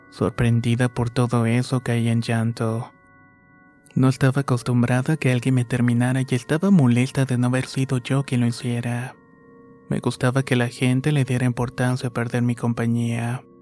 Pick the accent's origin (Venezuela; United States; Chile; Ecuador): Ecuador; Quito, Pichincha; Soy de Quito, Ecuador y la historia que voy a contar va a empezar un poco distinta a lo normal